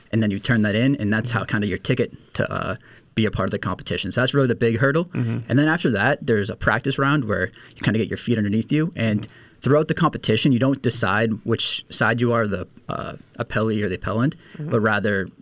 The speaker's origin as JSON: {"language": "English", "town": "Woburn", "region": "Massachusetts", "country": "United States", "said": "I'm originally from Woburn, Massachusetts"}